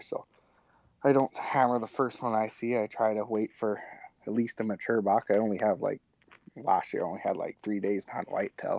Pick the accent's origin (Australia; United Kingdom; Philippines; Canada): Canada; Rosetown, Saskatchewan; now in Humboldt, Canada; I grew up in Rosetown, Saskatchewan, which is an hour southwest of Saskatoon